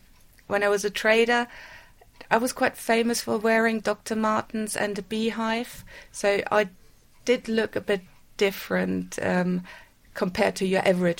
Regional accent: Bad Homburg, Hesse, Germany; now in United Kingdom; I grew up in Germany. Whereabouts? In a small town near Frankfurt. The small town is called Bad Homburg.

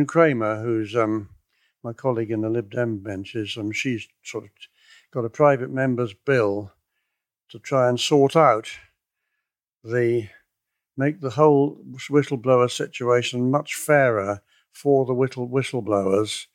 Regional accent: Cornwall, South West England, United Kingdom; I come from Cornwall

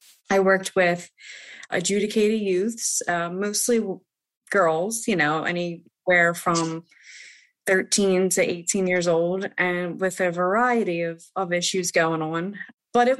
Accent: Philadelphia, Pennsylvania, United States; I come from the city, and I come from South Philly

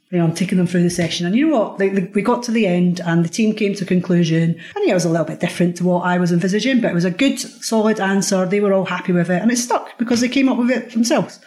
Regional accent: Scotland, United Kingdom; I'm Scottish as well

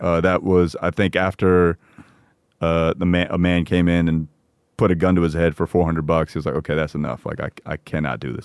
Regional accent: Parsippany, New Jersey, United States; growing up in Parsippany

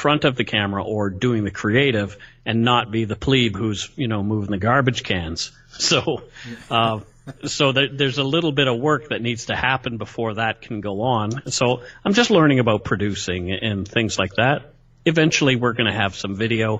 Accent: Canada; I'm a Canadian through and through.

